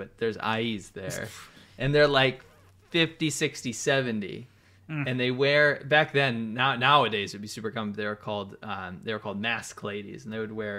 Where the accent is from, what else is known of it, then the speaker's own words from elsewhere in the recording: United States; moved away; I used to think it was because, oh, I'm American or something.